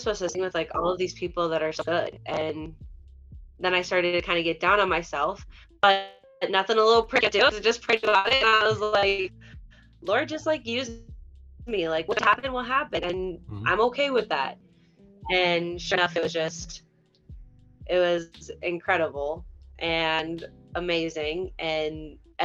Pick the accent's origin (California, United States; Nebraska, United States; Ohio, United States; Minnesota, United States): Minnesota, United States; St. Paul; the St. Paul show, because it was my hometown